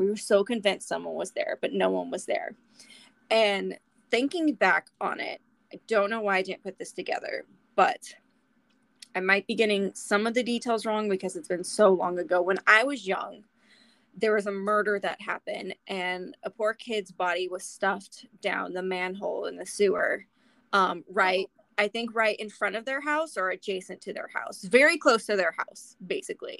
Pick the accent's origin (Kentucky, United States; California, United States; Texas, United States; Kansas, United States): California, United States; Southern; now in Oklahoma, United States; growing up in Southern California in Halloween.